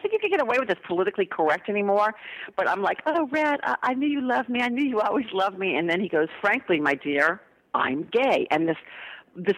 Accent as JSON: {"language": "English", "town": "New Orleans", "region": "Louisiana", "country": "United States", "tie": "born or raised there", "moved": "as an adult", "lives_now": "Los Angeles, United States", "said": "growing up in New Orleans."}